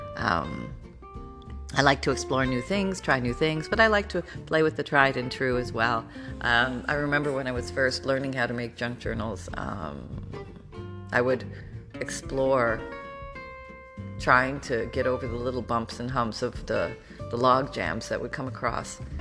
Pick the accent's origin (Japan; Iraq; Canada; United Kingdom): Canada; moved away; I grew up in Canada